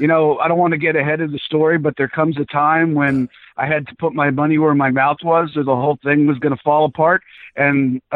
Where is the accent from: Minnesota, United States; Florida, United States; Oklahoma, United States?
Florida, United States; South; also born or lived in Bronx, New York / Atlanta; I was born in the Bronx and moved to South Florida when I was six